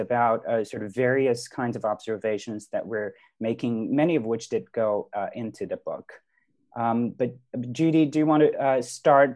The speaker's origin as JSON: {"language": "English", "region": "Shanghai", "country": "China", "tie": "born or raised there", "moved": "yes", "said": "I grew up in China. I grew up in Shanghai"}